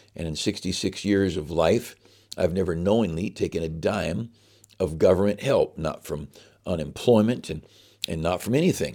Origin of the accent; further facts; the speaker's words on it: United States; I'm an American with all of its weaknesses. I'm an American